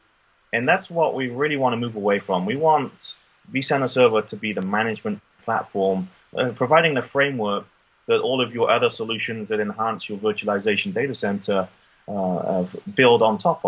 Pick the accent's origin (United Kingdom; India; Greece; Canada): United Kingdom; now in Austin, United States; I'm originally from the motherland like you with the UK